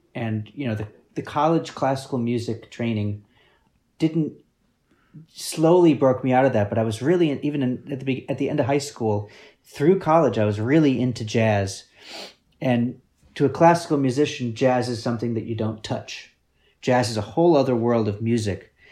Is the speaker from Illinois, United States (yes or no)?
yes; Peoria, Illinois, United States; we grew up in Peoria, Illinois, which is very small town, small town